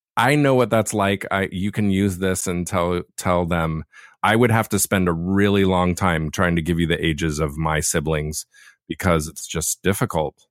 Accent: Laguna, California, United States; Where I was born and raised down in Laguna

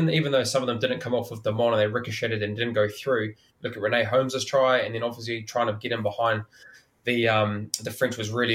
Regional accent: New Zealand; as a Kiwi

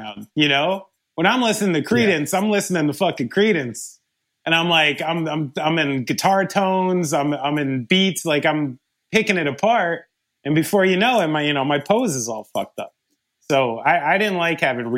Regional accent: New Jersey, United States; I'm a drummer from New Jersey

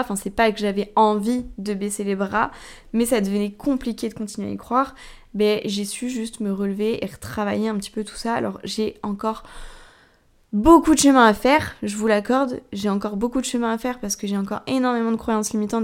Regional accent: Tours, Centre-Val de Loire, France; moi je suis de Tours

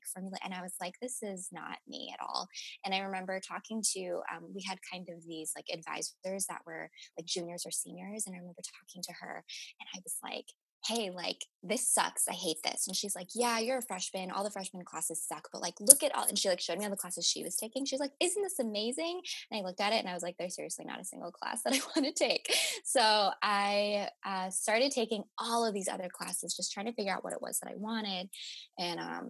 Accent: Chicago suburbs, Illinois, United States; moved away as an adult; also born or lived in Champaign-Urbana, Illinois; now in Los Angeles, United States; In second grade, we moved to the Chicago suburbs and kind of stayed in that area for a while

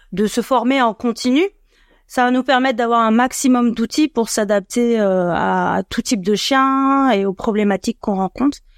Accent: Annecy, Auvergne-Rhône-Alpes, France; moved away as an adult; now in Paris region, France; J'ai 44 ans, je suis originaire d'Annecy, mais je vais en région parisienne depuis une dizaine d'années.

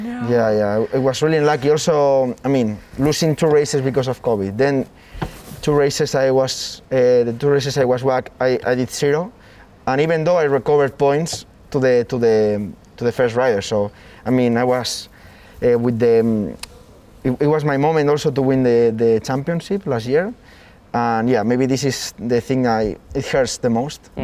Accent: near Jarama, Community of Madrid, Spain; five minutes from my my home my hometown

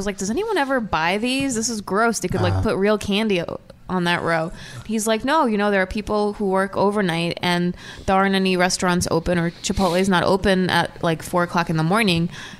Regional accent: Brooklyn, New York, United States; I grew up in Brooklyn.

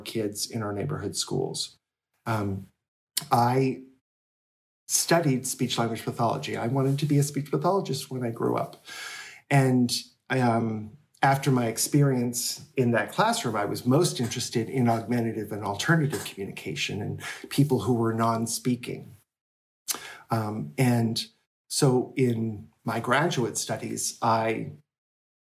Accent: Rochester, New Hampshire, United States; this town, Rochester, New Hampshire. And that's my hometown

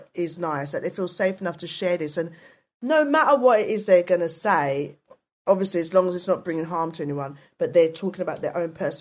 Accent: London, United Kingdom; also born or lived in Hackney / Waltham Forest; now in South London, United Kingdom; I was brought up in East London, lived in East London

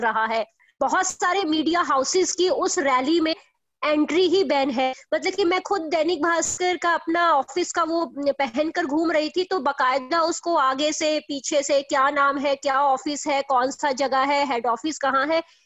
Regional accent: Punjab, India; मैं वैसे खुद भी पंजाब की रहने वाली हूँ

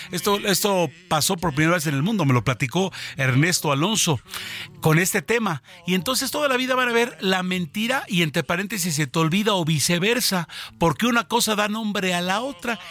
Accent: Mexico; nosotros en México

